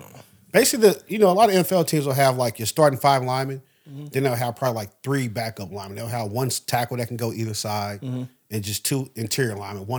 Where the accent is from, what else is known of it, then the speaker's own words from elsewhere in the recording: Kansas City, Missouri, United States; I'm born and bred in Kansas City.